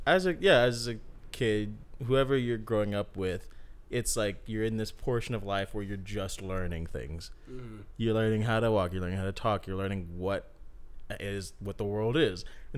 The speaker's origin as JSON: {"language": "English", "town": "Dallas", "region": "Texas", "country": "United States", "tie": "born or raised there", "also_born_or_lived": "California", "moved": "as an adult", "said": "a map of literally just like the area I was in, Dallas, Texas."}